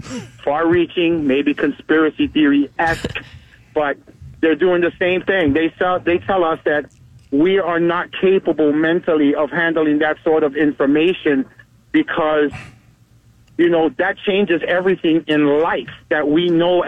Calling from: Navarre, Florida, United States; Hey, y'all. Good morning. Good morning. This is … from Navarre.

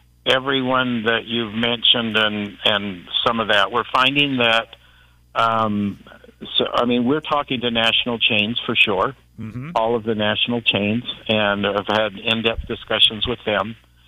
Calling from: Salt Lake City, Utah, United States; I'm calling from Salt Lake City.

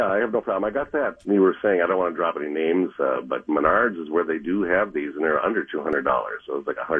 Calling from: Fridley, Minnesota, United States; Fridley, Minnesota.

